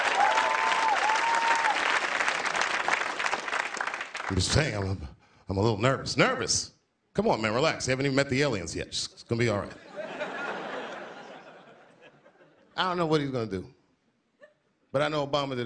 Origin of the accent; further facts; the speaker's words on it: Washington, District of Columbia, United States; moved away; I'm from Washington, so I saw the bus stop, or the corner where the bus stop used to be, where I used to catch the bus to school